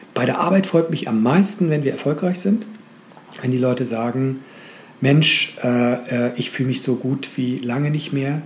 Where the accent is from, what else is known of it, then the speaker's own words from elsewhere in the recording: Schleswig-Holstein, Germany; ich bin Schleswig-Holsteiner